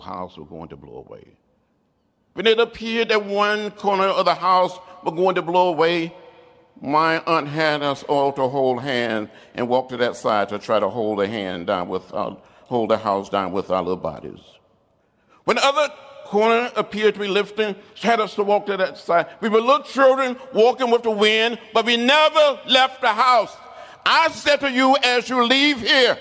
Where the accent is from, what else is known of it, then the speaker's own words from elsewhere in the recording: Troy, Alabama, United States; When I was growing up outside of Troy, Alabama